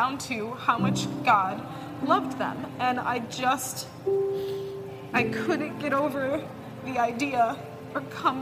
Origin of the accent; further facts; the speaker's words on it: Chicago, Illinois, United States; I'm from Chicago, Illinois